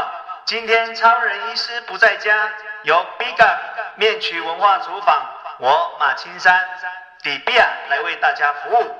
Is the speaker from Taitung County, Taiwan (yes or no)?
yes; Dadi village, Taitung County, Taiwan; 我从小在大溪部落长大的。